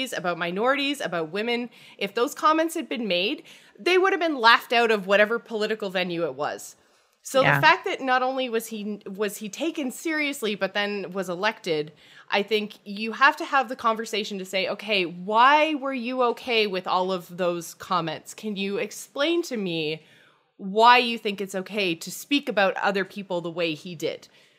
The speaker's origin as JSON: {"language": "English", "country": "Canada", "said": "I am Canadian. I am not American"}